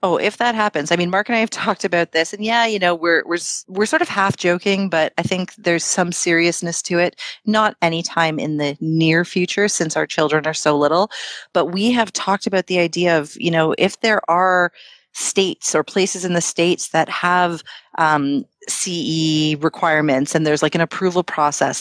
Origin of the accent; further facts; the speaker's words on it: Toronto, Ontario, Canada; we were born and raised in Canada, like in Toronto